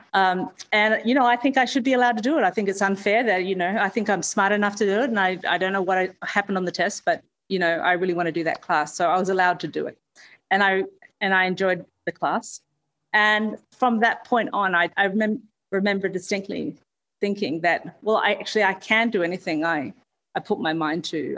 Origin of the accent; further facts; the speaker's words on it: Perth, Western Australia, Australia; born and raised in Perth